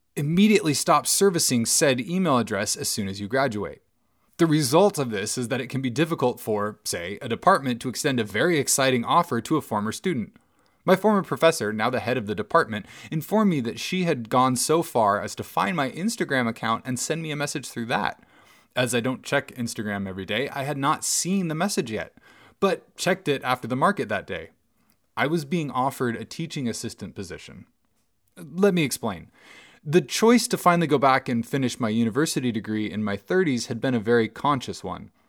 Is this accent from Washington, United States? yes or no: yes; Bellingham, Washington, United States; my hometown